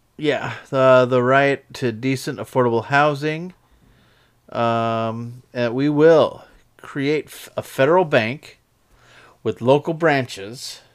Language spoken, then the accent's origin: English; United States; we, as the American people